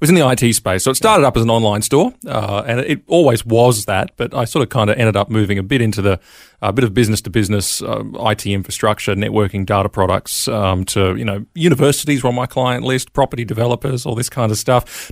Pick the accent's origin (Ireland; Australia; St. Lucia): Australia; Brisbane, Queensland; moved away as an adult; I grew up in Brisbane, Queensland, Australia.